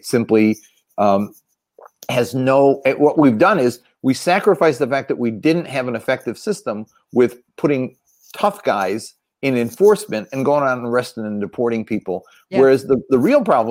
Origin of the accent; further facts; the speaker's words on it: Philadelphia, Pennsylvania, United States; I grew up in Frank Rizzo's Philadelphia.